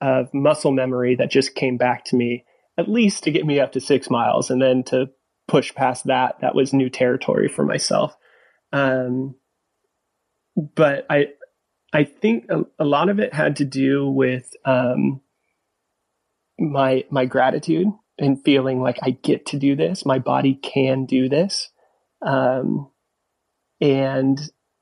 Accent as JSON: {"language": "English", "region": "California", "country": "United States", "tie": "born or raised there", "said": "I grew up in California, so I grew up surfing."}